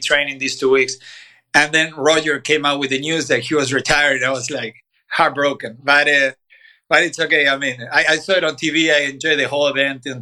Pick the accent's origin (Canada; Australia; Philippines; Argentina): Argentina; Bahía Blanca, Buenos Aires Province; moved away as an adult; now in Boca Raton, United States; I'm from Bahía Blanca. It's a small city in the south of Buenos Aires province. It's where Guido Pella is from, for example, tennis. So, I mean, I grew up there